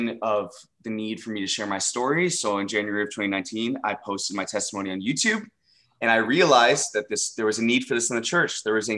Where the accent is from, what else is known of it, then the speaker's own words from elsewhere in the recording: Dallas, Texas, United States; involved in the LGBT plus community here in Dallas, Texas, my hometown